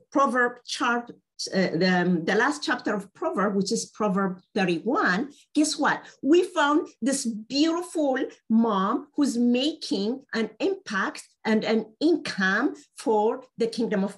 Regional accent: Ethiopia; I happen to speak Amharic. I'm from Ethiopia.

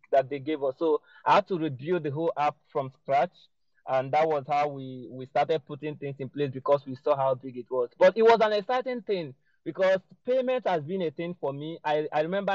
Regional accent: Anambra, Nigeria; So I was born in Nigeria, in Anambra State. That's a state in Nigeria. And I schooled there.

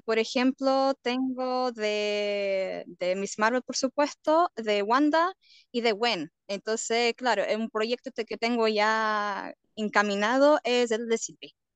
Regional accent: Portugal; moved away as an adult; now in Chile; yo generalmente soy portuguesa.

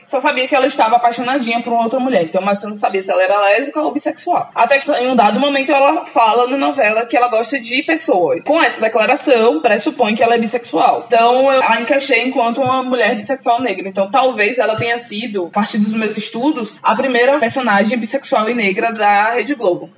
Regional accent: Valença, Bahia, Brazil; moved away as an adult; now in Maceió, Brazil; Eu sou de Valença, do interior da Bahia

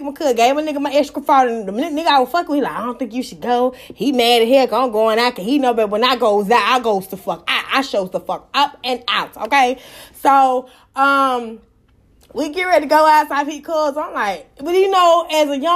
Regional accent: Atlanta, Georgia, United States; I'm from Atlanta, Georgia

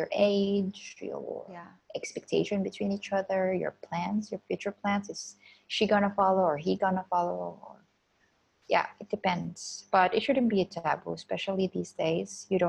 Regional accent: Philippines; I grew up in in Philippines, we're religious. It's a Catholic country. We all went to Catholic school, Catholic university

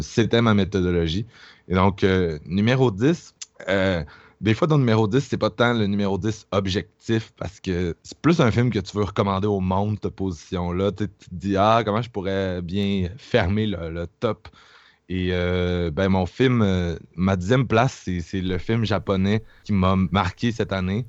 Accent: Quebec, Canada; je viens de Québec

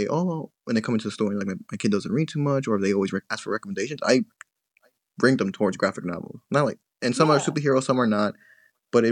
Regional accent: New York City, New York, United States; I grew up in Jackson Heights. And I moved all over Queens, like Flushing, Astoria, near Sunnyside, and then back to Jackson Heights

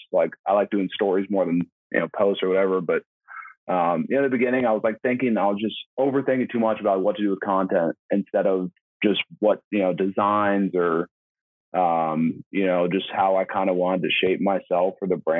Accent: Santa Barbara, California, United States; also born or lived in Niceville, Florida; now in San Diego, United States; my hometown of Santa Barbara

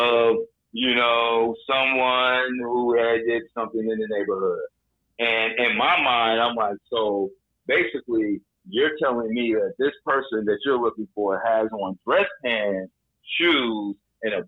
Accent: Chicago, Illinois, United States; moved away as an adult; now in Los Angeles, United States; growing up in Chicago when I first came to L.A.

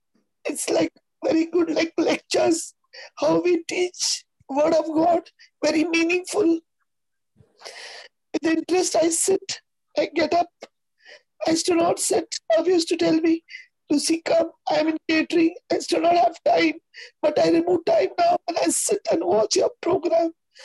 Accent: Mumbai, Maharashtra, India; I'm from Mulund, Bombay.

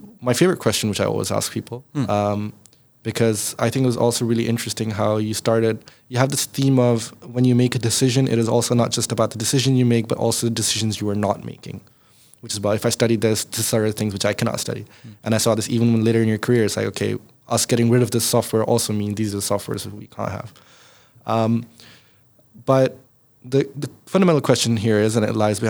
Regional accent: Pakistan; now in Netherlands; I come from Pakistan

